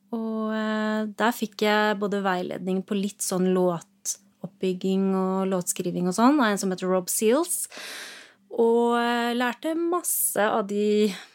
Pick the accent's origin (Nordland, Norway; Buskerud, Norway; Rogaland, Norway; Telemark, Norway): Buskerud, Norway; Rollag; Jeg er fra Rollag. En gård der.